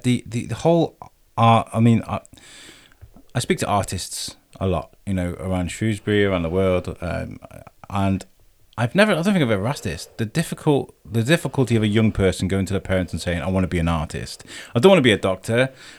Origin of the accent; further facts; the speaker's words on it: Ireland; It's like, because I'm Irish.